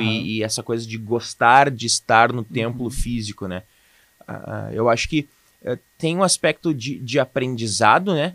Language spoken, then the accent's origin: Portuguese; Canoas, Rio Grande do Sul, Brazil; also born or lived in Boa Vista, Roraima; eu sou nascido em Boa Vista, Roraima. Território maravilhoso. mas eu fui criado aqui em Canoas.